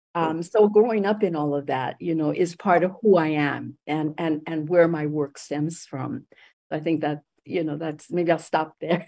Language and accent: English; Los Angeles, California, United States; also born or lived in Puerto Rico; I ended up growing up in East Los Angeles.